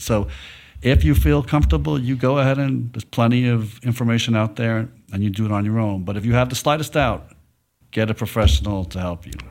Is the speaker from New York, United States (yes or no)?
yes; New York City, New York, United States; now in Dallas, United States; I'm from New York City